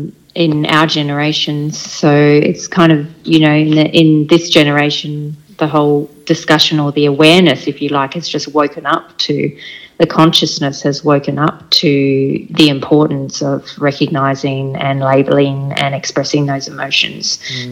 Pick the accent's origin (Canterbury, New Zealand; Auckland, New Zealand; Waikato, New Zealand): Auckland, New Zealand; Takapuna; born there; I was born in Takapuna in Auckland in New Zealand.